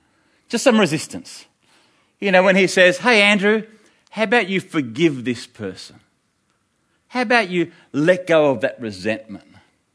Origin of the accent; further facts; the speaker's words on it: New Zealand; now in Africa; You know, we're from New Zealand, we've set it up here in Africa, and I'm thinking, a New Zealander, I can trust a New Zealander.